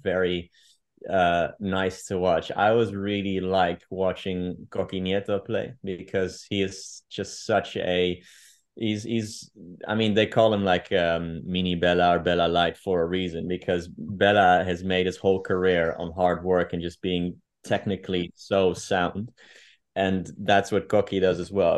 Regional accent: Amsterdam, North Holland, Netherlands; English is a second language; moved away as an adult; also born or lived in Gloucestershire, United Kingdom; now in Madrid, Spain; I grew up in, um, in Amsterdam, um, for the majority of my life

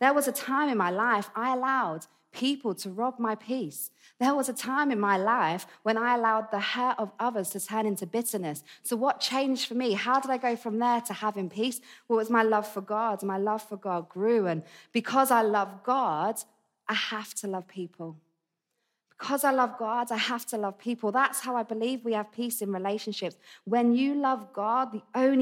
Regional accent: Essex, East of England, United Kingdom; accent: Essex; moved away; It's an Essex accent.

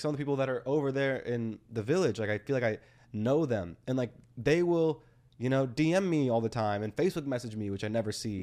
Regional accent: Texas, United States; also born or lived in Austin, Texas; living in Texas all my life

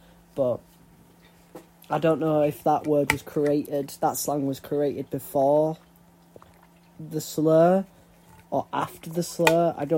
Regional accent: Huddersfield, Yorkshire and the Humber, United Kingdom; accent: northern; I'm from the north. I'm proper northerner, me. I'm from Yorkshire. I'm from a place called Huddersfield.

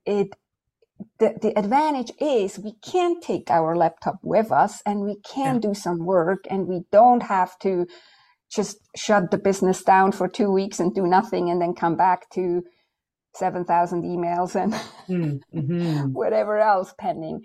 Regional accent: Switzerland; moved away; I'm right now in Switzerland, this is my home country

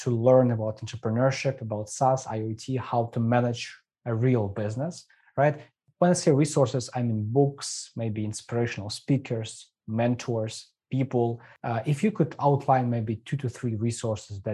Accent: Ukraine; moved away; I'm from Ukraine

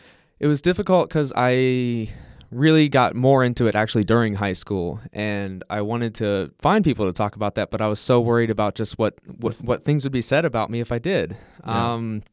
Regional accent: Ohio, United States

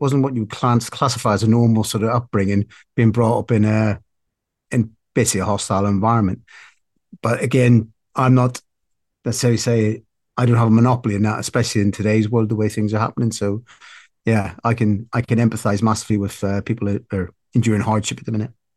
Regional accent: Belfast, Northern Ireland, United Kingdom; now in South West England, United Kingdom; I grew up in Belfast

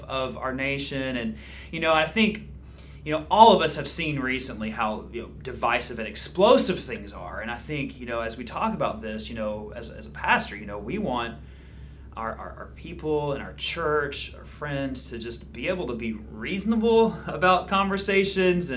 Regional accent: Georgia, United States; now in Niceville, United States; I'm from Georgia.

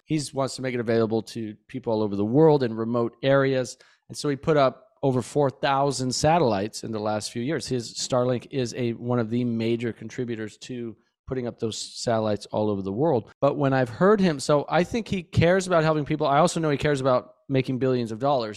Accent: Bozeman, Montana, United States; I grew up in Montana, Bozeman, Montana, and spent a lot of time outside as a kid.

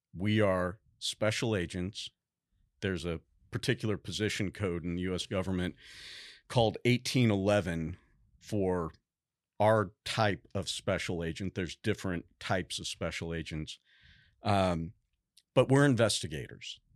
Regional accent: St. Louis, Missouri, United States; moved away as an adult; also born or lived in Boston / Fort Stewart, Georgia / Washington, D.C.; now in Texas, United States; I was born and raised in Saint Louis, Missouri, um, all the way through high school

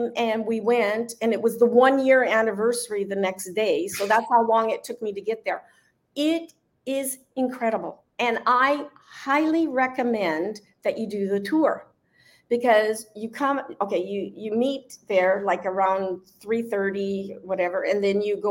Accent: Mazatlán, Sinaloa, Mexico; all the kind of music that I grew up in Mazatlan

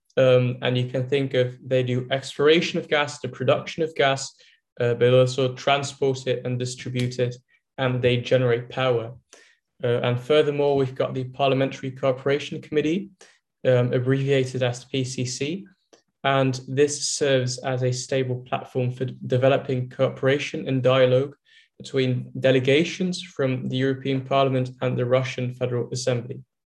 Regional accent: Netherlands; I'm from the Netherlands

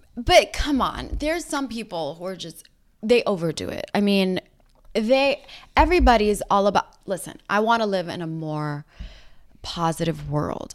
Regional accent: New York City, New York, United States; moved away as an adult; now in Los Angeles, United States; We grew up in Rockaway Beach

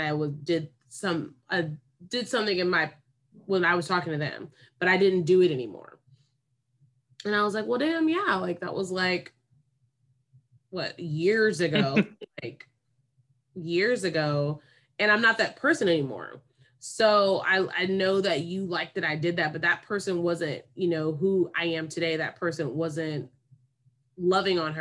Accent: Davis, California, United States; growing up in Davis

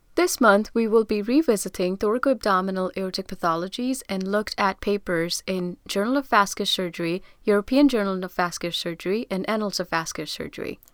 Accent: India; I'm from India

